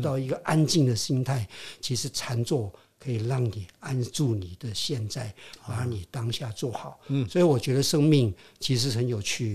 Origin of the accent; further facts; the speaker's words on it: Hong Kong; first language Hokkien; Chinese is a second language; moved away; also born or lived in Quanzhou, Fujian, China; 我到了香港，我讲广东话。是。啊，我的同学都是广东人